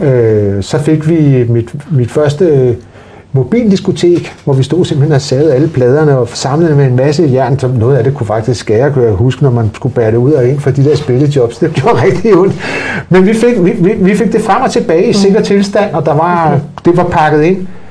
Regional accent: Denmark; Jeg blev født ude i det, der hed Kønby Værket i, i gamle dage

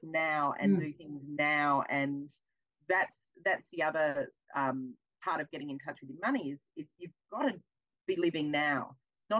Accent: Melbourne, Victoria, Australia; I'm from Melbourne

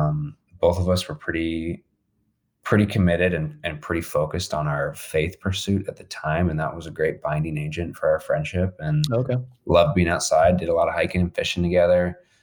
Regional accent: Monument, Colorado, United States; we grew up in Monument. I was in Monument from third grade on. Before that, I was in Colorado Springs. So coming back to Colorado Springs in 2010, after some time in college

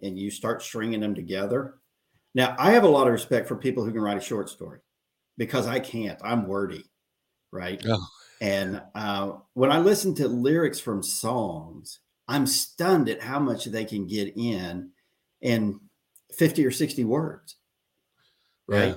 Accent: Oklahoma, United States; moved away as an adult; now in Texas, United States; I was born in Oklahoma, and I lived there for the first 30 years

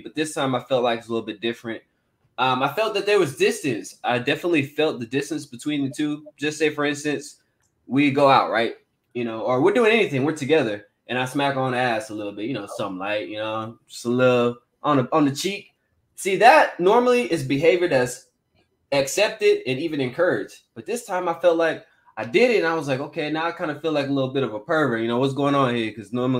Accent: San Antonio, Texas, United States; moved away; we're in my hometown, mind you. She's never been to Texas before. I brought her to San Antonio. I let her see where I'm really from.

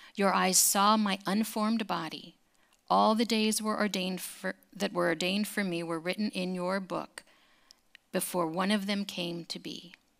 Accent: California, United States; growing up in California

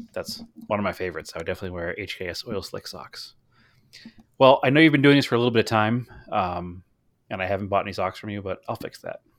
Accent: Boston, Massachusetts, United States; growing up in the Boston area

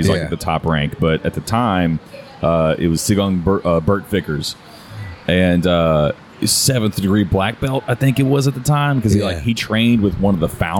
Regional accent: Houston, Texas, United States; Here in Houston, for those that are international, if you're hearing the conversation. But I grew up like around Hardy Little York, so there was a Chinese food spot at Airline and 45

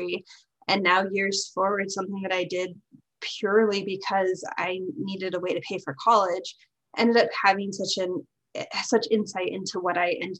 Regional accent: Pacific Northwest, United States; moved away as an adult; now in Japan; My background is I grew up in the Pacific Northwest, but I currently live in Japan

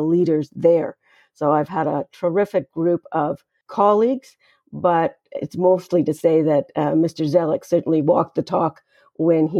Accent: Canada; I'm a Canadian citizen who got my formal legal training at McGill University in Montreal

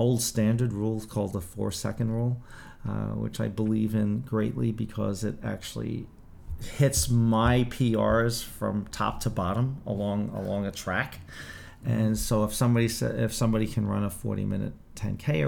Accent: New York City, New York, United States; growing up in the Bronx and 155th Street and Melrose Avenue

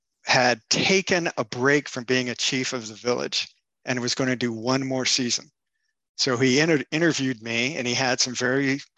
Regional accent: Napa, California, United States; also born or lived in Pinole, California / Quebec; I grew up in Napa. I grew up around wine and winemakers' kids.

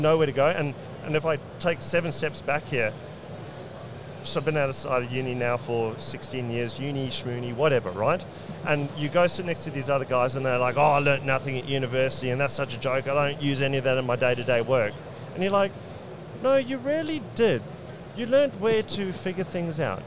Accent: South Africa; moved away as an adult; now in Brisbane, Australia; growing up in South Africa

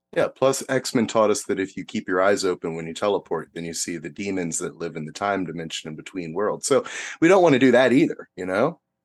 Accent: United States; as an American

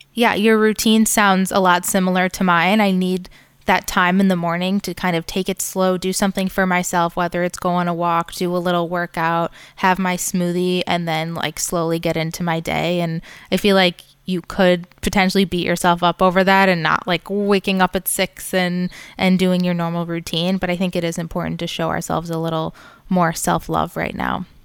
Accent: Farmington, Michigan, United States; moved away as an adult; also born or lived in New York; now in Boca Raton, United States; I grew up in Farmington

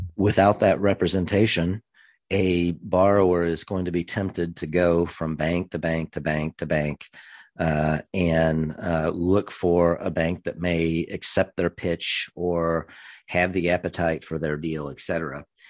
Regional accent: rural central Missouri, United States; grew up in rural central Missouri

